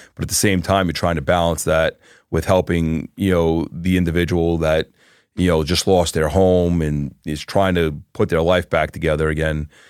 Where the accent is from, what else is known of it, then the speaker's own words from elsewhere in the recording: New York, United States; now in Florida, United States; I was born in New York, uh, Floridian since two thousand